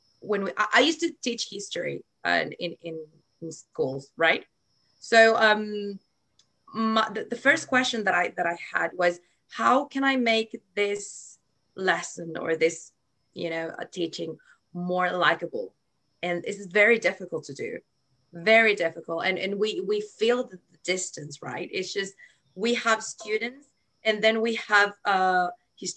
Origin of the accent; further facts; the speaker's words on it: Chile; I'm from Chile